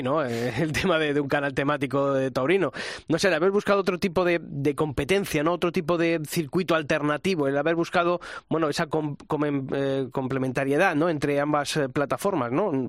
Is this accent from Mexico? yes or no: no; Castile and León, Spain; moved away; estaba en mi pueblo, en Ávila